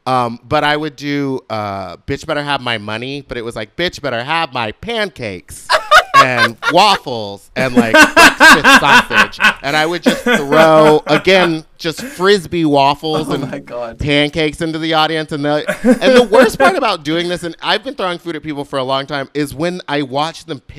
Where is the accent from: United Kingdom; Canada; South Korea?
United Kingdom; Gerrards Cross, South East England; I grew up in the UK. I grew up in Buckinghamshire.